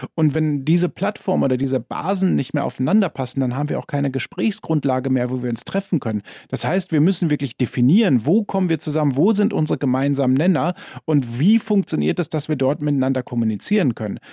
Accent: Germany; now in Vienna, Austria; Wie man hört, komme ich ja aus Deutschland

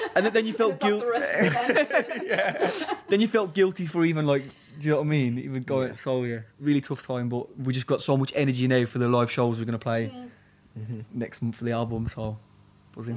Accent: Birmingham, West Midlands, United Kingdom; also born or lived in Walsall; now in London, United Kingdom; we're from Birmingham mainly, but also like he lives south of England in Kent now, and I live in London

